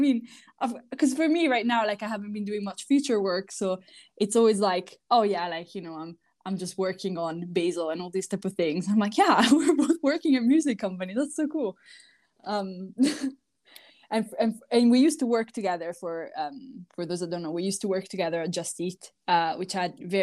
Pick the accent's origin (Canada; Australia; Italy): Italy; moved away; also born or lived in United Kingdom; I am actually from Italy, but I lived in the UK for quite a few years.